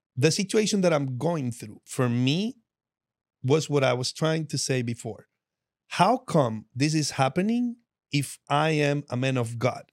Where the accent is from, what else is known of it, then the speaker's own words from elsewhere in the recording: Medellín, Antioquia, Colombia; moved away; I'm from Medellin, and I'm from all that drug-infested stuff that you see on T V